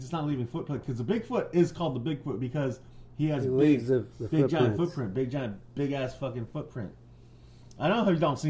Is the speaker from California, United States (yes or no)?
yes; California, United States; I'm like, yeah, we're from California.